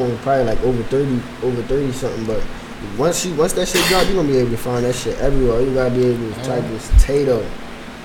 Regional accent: Philadelphia, Pennsylvania, United States; We come from Philly

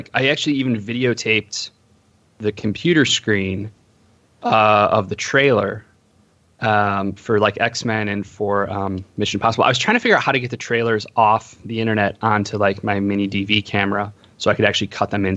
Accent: Homer Glen, Illinois, United States; moved away as an adult; also born or lived in Iowa City, Iowa / Los Angeles, California; I grew up in Homer Glen, which is in between Lockport to the west and Orland Park to the right

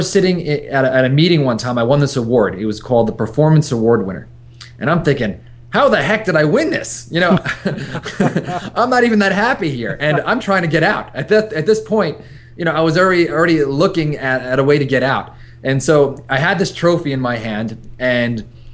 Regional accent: New York, United States; now in San Diego, United States; I'm a New Yorker through and through

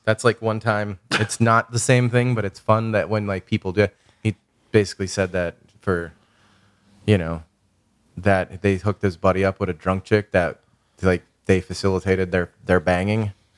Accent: Chicago, Illinois, United States; moved away; I grew up in, like, a South Side Irish Catholic fucking criminal na-, working class criminal neighborhood

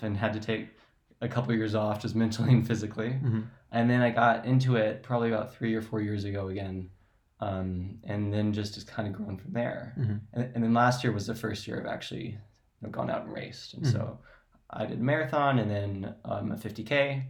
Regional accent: Midwest, United States; moved away as an adult; also born or lived in Michigan / San Francisco; now in Boulder, United States; I grew up in the Midwest. I went to school in Michigan. I was out in San Francisco for a bit. Mm-hmm. And then I'm now in Boulder, Colorado, which is amazing.

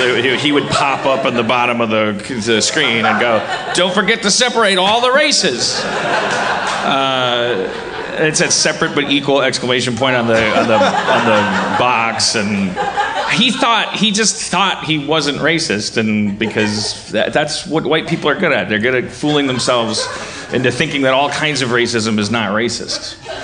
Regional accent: California, United States; I'm just saying, I'm a Californian.

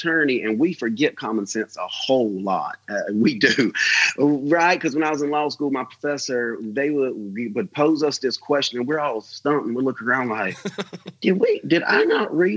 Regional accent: United States; as an American

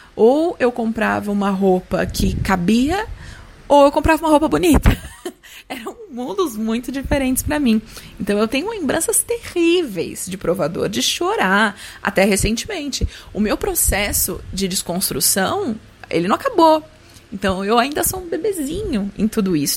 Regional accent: Guarulhos, São Paulo, Brazil; sou de Guarulhos

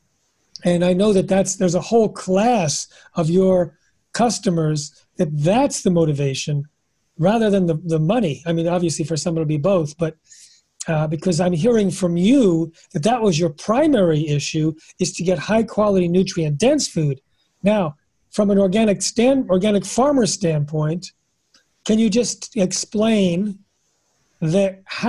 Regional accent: New York area, United States; I grew up in New York area

